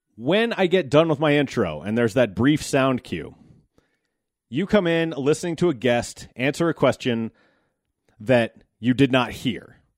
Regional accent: United States; as an American

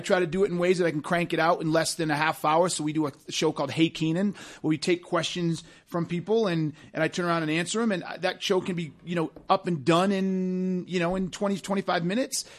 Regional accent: Massachusetts, United States; moved away as an adult; we grew up in Massachusetts

